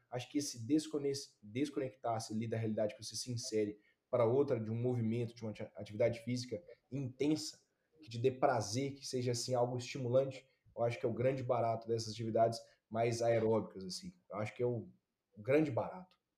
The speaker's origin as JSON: {"language": "Portuguese", "town": "Ipatinga", "region": "Minas Gerais", "country": "Brazil", "tie": "born or raised there", "moved": "yes", "said": "Patinga eu estou acostumado com temperatura. Minha cidade natal"}